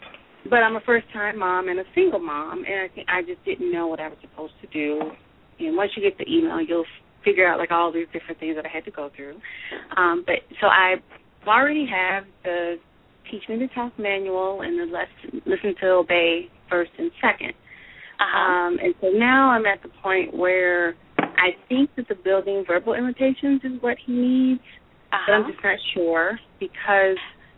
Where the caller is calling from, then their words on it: Denver, Colorado, United States; I'm calling from Denver.